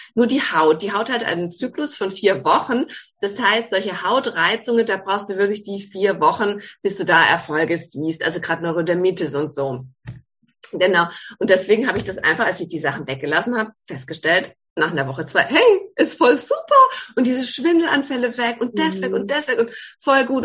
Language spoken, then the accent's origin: German; Ettlingen, Baden-Württemberg, Germany; now in Calw, Germany; Ich komme ursprünglich aus Ettling, also aus dem Badischen, wohne jetzt in Kalb